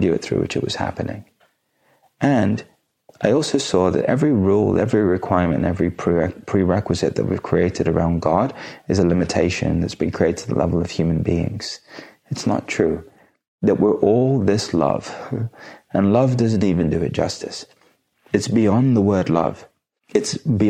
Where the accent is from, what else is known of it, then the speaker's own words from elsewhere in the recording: India; being Indian